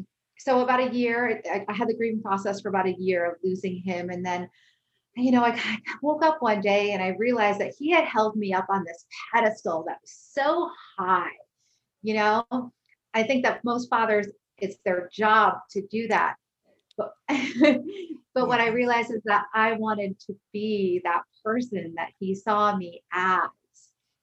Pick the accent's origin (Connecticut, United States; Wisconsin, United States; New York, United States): Connecticut, United States; now in California, United States